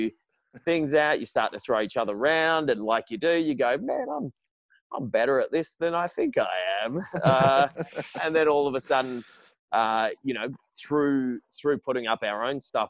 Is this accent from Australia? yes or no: yes; Perth, Western Australia, Australia; also born or lived in Sydney; I was born in Sydney, but I'd lived just about all of my life in Perth.